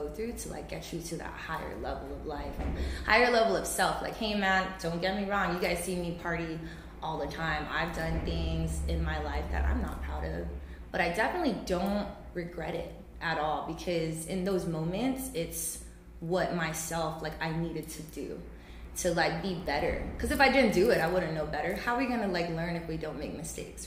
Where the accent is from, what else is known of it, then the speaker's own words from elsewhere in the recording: Santa Rita, Guam; I am from Santa Rita